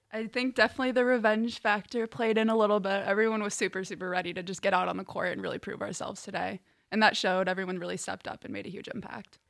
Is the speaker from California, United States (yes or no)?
no; Chicago, Illinois, United States; moved away as an adult; now in Hillsdale, United States; I'm from the northwest suburbs of Chicago and Illinois